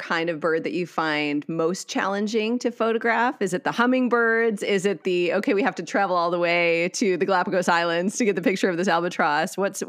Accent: Wisconsin, United States; moved away; I grew up in Wisconsin.

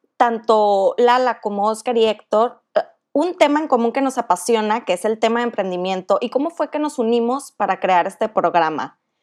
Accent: Monterrey, Nuevo León, Mexico; soy de Monterrey

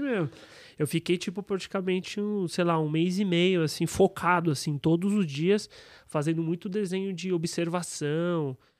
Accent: São Paulo, Brazil; Eu nasci na Aclimação

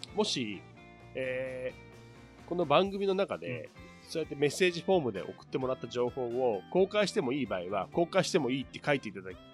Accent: Chushin region, Nagano, Japan; 私はあの長野県でいう中心地方の出身

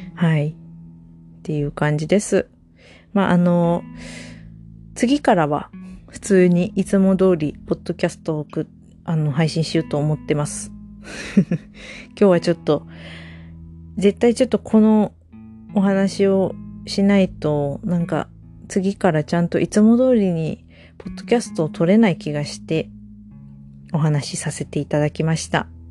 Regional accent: Ishikawa, Japan; 私も石川出身

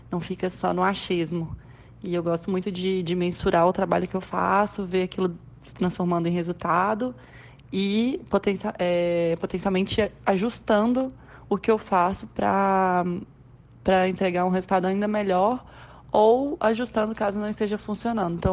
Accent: Minas Gerais, Brazil; now in Goiânia, Brazil; eu sou mineira, tenho meus 28 anos já. Sou uma mineira nômade. Atualmente eu resido em Goiânia.

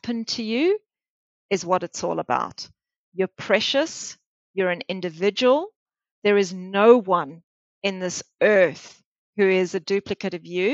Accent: South Africa; moved away as an adult; also born or lived in Melbourne, Australia / Geelong, Australia; now in Australia; I grew up in Africa, in South Africa

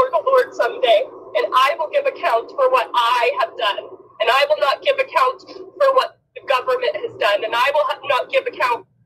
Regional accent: Elmira, Oregon, United States; now in Idaho, United States; I'm a native Oregonian and Rick is my friend. Um, I, I grew up I grew up in Elmira, Oregon. That's where my family is.

